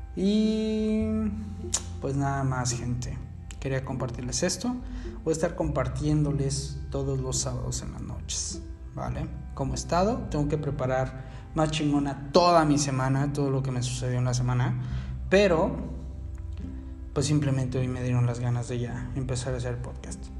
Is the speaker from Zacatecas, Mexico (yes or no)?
no; Mexico City, Mexico; now in Cancún, Mexico; Yo soy originario de la Ciudad de México.